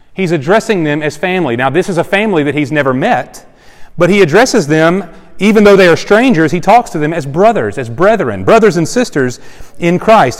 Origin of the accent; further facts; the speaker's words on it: Cameron, Texas, United States; moved away; also born or lived in Starkville, Mississippi; I was born in Cameron, Texas, population 5,500